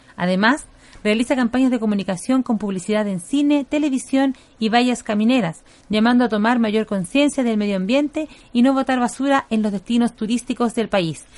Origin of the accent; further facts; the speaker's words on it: Chile; nos toca cumplir como chilenos